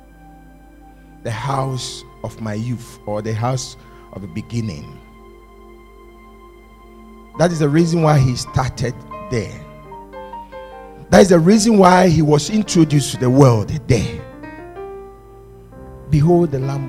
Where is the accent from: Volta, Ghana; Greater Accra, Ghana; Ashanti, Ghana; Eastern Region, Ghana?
Greater Accra, Ghana; Accra; I come from Bukom